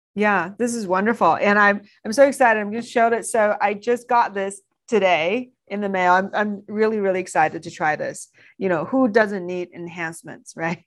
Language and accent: English; China; moved away; growing up in China